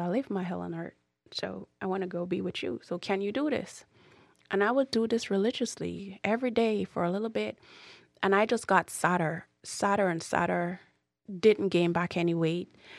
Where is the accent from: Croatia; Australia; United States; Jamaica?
Jamaica; moved away; growing up in Jamaica is, is not easy. I, I refuse to say I grew up poor in Jamaica because I didn't